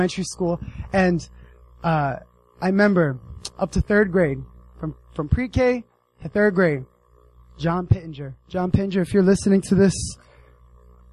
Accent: United States; moved away; I grew up in the States

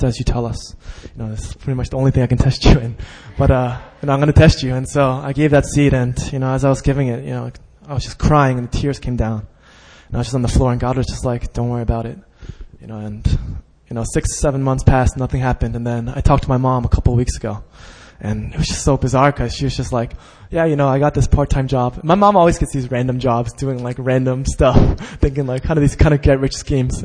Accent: Westchester, New York, United States; I grew up in Westchester, which is an all-Jewish neighborhood

